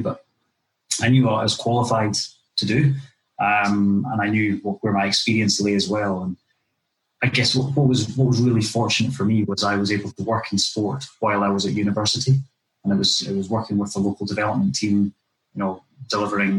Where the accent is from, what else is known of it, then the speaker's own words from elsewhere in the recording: Dunblane, Scotland, United Kingdom; just down the road from where I was brought up in Dunblane